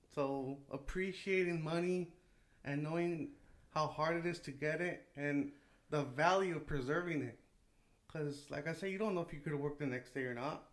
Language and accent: English; Salinas, California, United States; I grew up in Salinas, California